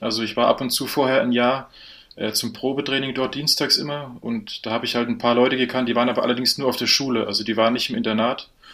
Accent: a village an hour from Erfurt, Thuringia, Germany; moved away as an adult; now in Munich, Germany; ich komme ursprünglich nicht aus Erfurt, sondern eine Stunde weg

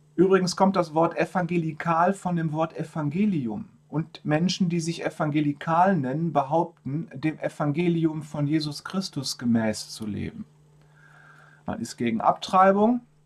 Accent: Germany; bei uns in Deutschland

